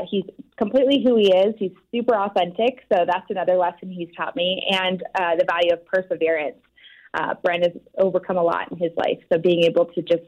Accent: Louisville, Colorado, United States; also born or lived in Denver, Colorado; I grew up in a small town outside of Boulder, Colorado called Louisville, and went to high school in Denver, Colorado.

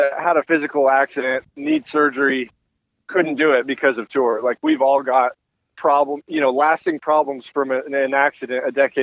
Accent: outside Seattle, Washington, United States; moved away; I grew up outside Seattle

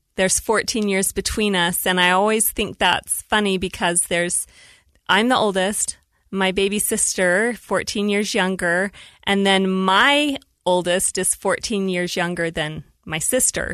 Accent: Woods Cross, Utah, United States; also born or lived in Salt Lake City, Utah / Saratoga Springs, Utah; I was born in Salt Lake City and then raised in Woods Cross, Utah

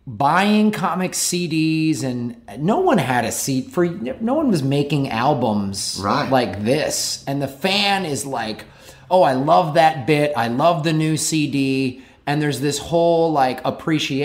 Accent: Chicago, Illinois, United States; moved away as an adult; also born or lived in Tucson, Arizona; now in Los Angeles, United States; I'm from Chicago originally

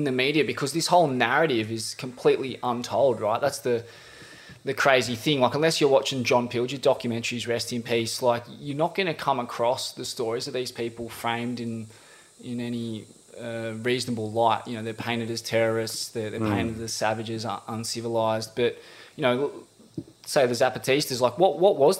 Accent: Australia

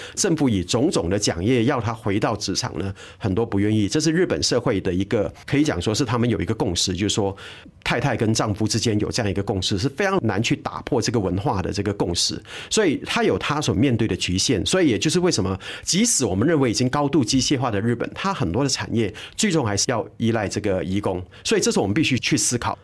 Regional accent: Southern Peninsular Malaysia, Malaysia; also born or lived in Germany; 我自己在南马长大

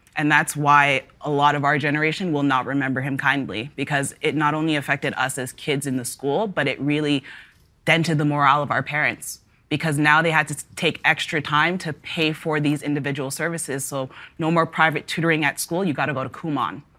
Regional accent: Toronto, Ontario, Canada; I grew up in the Northwest Corridor of Toronto, and one day I grew up in Etobicoke, the next day I was in Toronto.

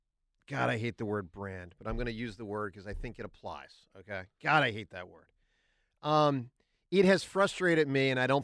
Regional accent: Philadelphia, Pennsylvania, United States; as a Philadelphian

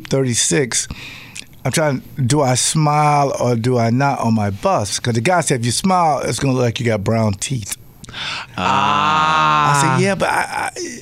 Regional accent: Jacksonville, Florida, United States; now in Wisconsin, United States; now I'm from Jacksonville, Florida, Duval County

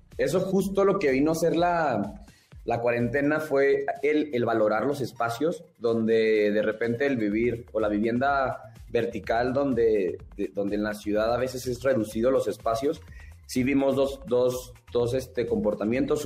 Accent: Chihuahua, Mexico; now in Mexico City, Mexico; como personas de otro estado, como yo, que soy de Chihuahua

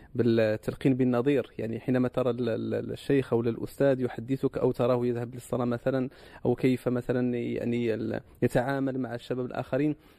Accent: Morocco; عندنا في المغرب

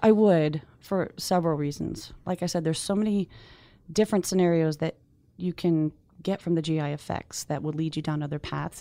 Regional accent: Northeast, United States; I'm from the Northeast

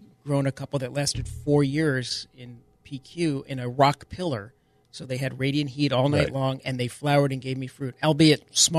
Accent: New York, United States; accent: New York; My New York accent

